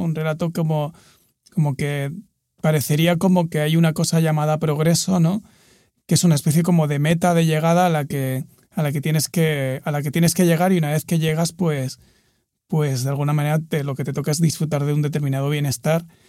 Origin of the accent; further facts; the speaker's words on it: Murcia, Region of Murcia, Spain; yo crecí en, en Murcia, que es una ciudad mediana en el sudeste de España